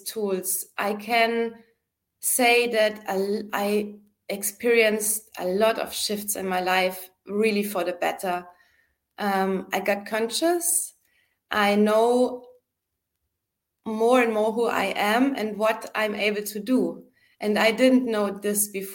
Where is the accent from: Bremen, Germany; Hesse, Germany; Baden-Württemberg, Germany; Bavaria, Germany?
Bavaria, Germany; Munich; moved away as an adult; also born or lived in Berlin; I went back home to my hometown, Munich in Germany